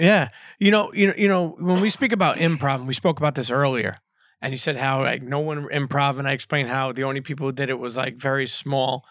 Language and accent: English; New York City, New York, United States; I grew up in Brooklyn